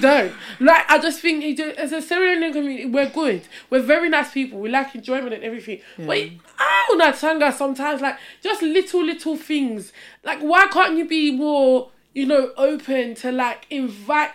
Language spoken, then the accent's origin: English; Essex, East of England, United Kingdom; I grew up in Essex